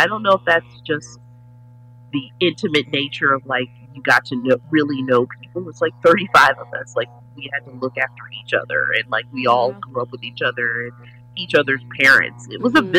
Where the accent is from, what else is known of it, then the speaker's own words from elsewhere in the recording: Kansas City, Missouri, United States; moved away as an adult; I grew up in the Midwest in Kansas City, Missouri, born, stayed there till I was 17 or 18